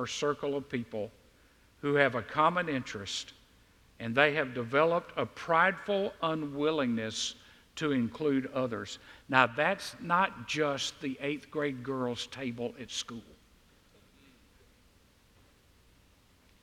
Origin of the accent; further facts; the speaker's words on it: the South, United States; we in the South